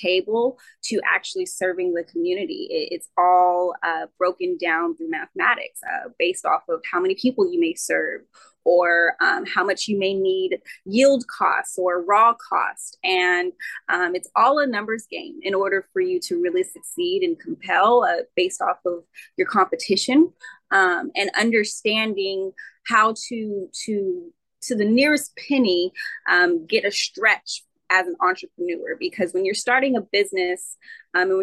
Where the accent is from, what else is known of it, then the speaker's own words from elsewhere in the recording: Rancho Cucamonga, California, United States; I'm actually from California, a town called Cucamonga, which is a wine country. So I grew up predominantly around vineyards and wineries